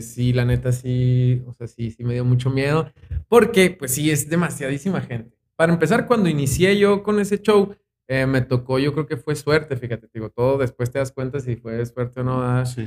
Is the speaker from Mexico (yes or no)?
yes; Chihuahua, Mexico; pues soy un chihuahuense, de aquí toda mi vida, aquí viví toda mi vida